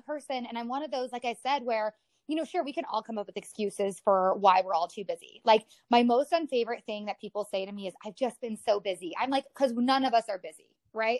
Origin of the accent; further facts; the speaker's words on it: Colorado, United States; also born or lived in Mississippi / San Diego / Omaha; I've been here since I was like seven years, six years old